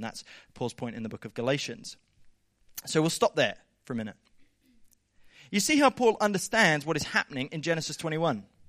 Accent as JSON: {"language": "English", "area": "Southern Highlands", "region": "New South Wales", "country": "Australia", "tie": "born or raised there", "said": "I grew up in the Southern Highlands"}